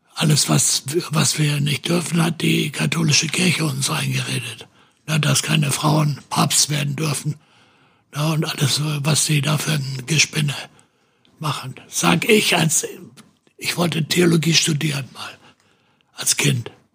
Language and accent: German; Hesse, Germany; also born or lived in St. Pauli, Hamburg; now in Hamburg, Germany; meine Heimat ist Hessen